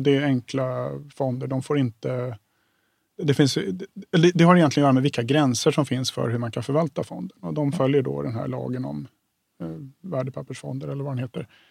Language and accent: Swedish; Stockholm, Stockholm County, Sweden; jag kommer från Stockholm som har en helt skadad bostadsmarknad